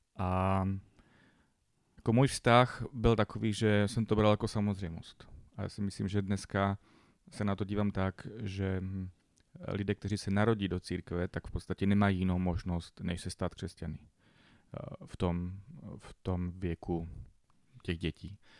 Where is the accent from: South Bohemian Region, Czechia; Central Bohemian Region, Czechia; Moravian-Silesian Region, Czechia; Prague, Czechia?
Moravian-Silesian Region, Czechia; Bohumín; vyrůstal jsem v Bohumíně, městečko